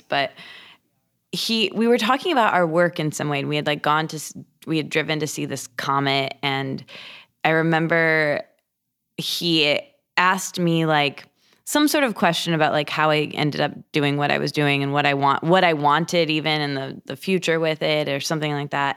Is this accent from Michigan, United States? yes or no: yes; Michigan, United States; moved away as an adult; now in Los Angeles, United States; I grew up in Michigan in a a small college town